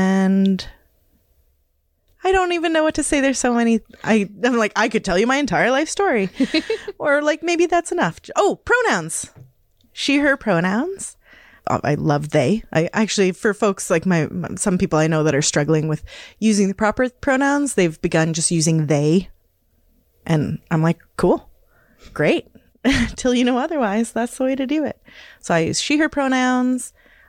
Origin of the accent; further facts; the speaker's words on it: Hazleton, Pennsylvania, United States; I was raised in Hazleton and didn't identify as any way other than maybe as a tomboy.